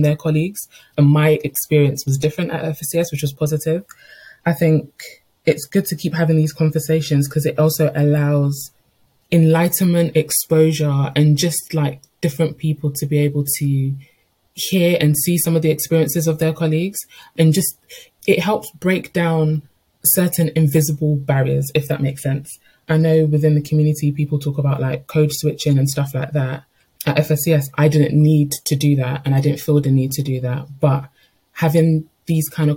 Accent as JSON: {"language": "English", "country": "United Kingdom", "tie": "born or raised there", "also_born_or_lived": "Portsmouth", "said": "I was born in the United Kingdom, but to a parent or mother who migrated here several years before I was born. I've been raised in an inner city area"}